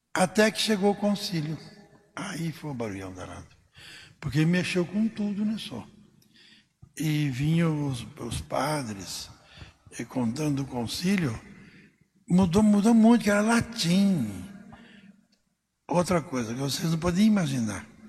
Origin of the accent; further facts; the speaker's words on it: Cristais Paulista, São Paulo, Brazil; moved away as an adult; also born or lived in Ribeirão Preto; A minha cidade natal é Cristais Paulista